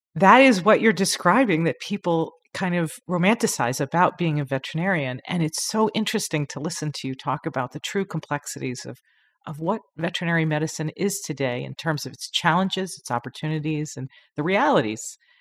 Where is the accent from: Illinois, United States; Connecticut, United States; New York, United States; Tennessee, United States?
New York, United States; Long Island; I'm from Long Island